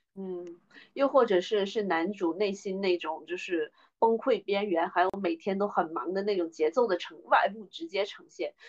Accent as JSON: {"language": "Chinese", "country": "China", "said": "我们中国人过年，就是妈妈做的菜"}